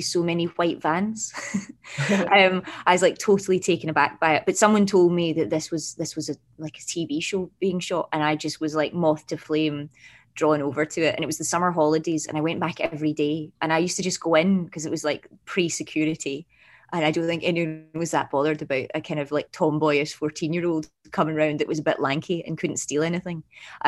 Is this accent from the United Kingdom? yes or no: yes; Glasgow, Scotland, United Kingdom; moved away; also born or lived in London; So I grew up in Glasgow in Scotland, as my accent, my very subtle accent might give away